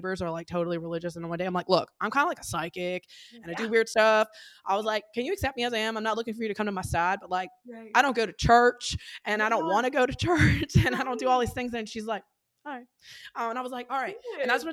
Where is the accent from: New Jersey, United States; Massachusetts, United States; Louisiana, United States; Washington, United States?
Louisiana, United States; New Orleans; I live in Louisiana, but I'm from New Orleans and I live kind of in a rural area now